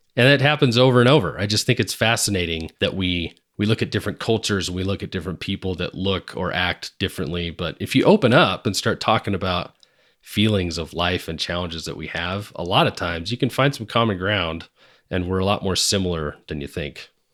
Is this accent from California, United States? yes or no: no; Seattle, Washington, United States; moved away; back in Washington, where I grew up in the Seattle area